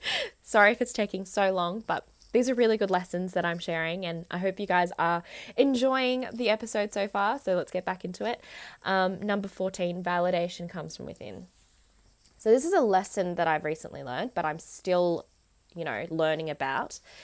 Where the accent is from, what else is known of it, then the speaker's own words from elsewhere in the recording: Australia; also born or lived in Vietnam; I definitely am more Australian